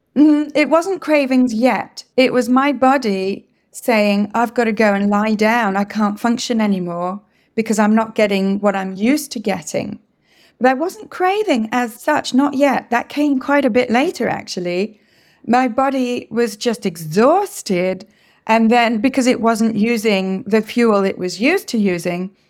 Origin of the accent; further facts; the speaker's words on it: England, United Kingdom; first language English; now in Quebec, Canada; I live in French speaking Quebec in Canada, even though, as you can hear, I'm originally from England